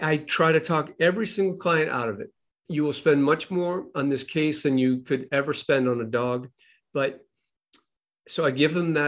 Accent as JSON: {"language": "English", "town": "Boston", "region": "Massachusetts", "country": "United States", "said": "I'm from Boston"}